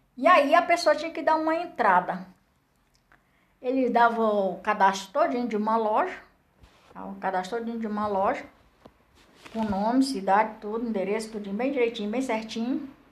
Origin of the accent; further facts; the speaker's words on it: Barro Branco, near Pentecoste, Ceará, Brazil; moved away as an adult; also born or lived in Cerquinha, near Pentecoste; now in Brasília, Brazil; Nasci lá na Seriquinha, me criei em Barro Branco. Aí depois casei, fui andando, andando, crescendo e agora estou aqui em Brasília.